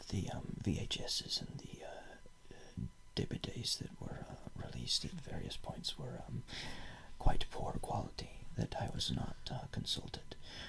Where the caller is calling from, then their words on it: Berlin, Germany; Yes, this is me. I am broadcasting from Berlin through this.